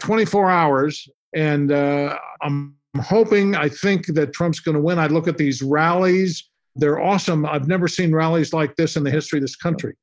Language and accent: English; San Francisco, California, United States; I'm originally from San Francisco. I'm a San Francisco boy